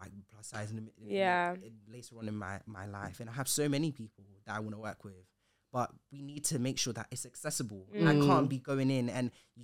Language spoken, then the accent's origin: English; Ghana; I didn't say the because I'm Ghanaian